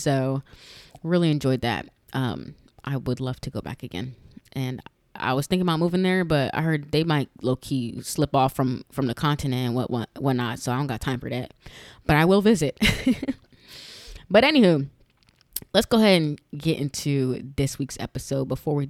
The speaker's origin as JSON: {"language": "English", "region": "New York", "country": "United States", "lives_now": "Florida, United States", "said": "I'm from Florida. I'm originally from New York, but I've been in Florida for a long time."}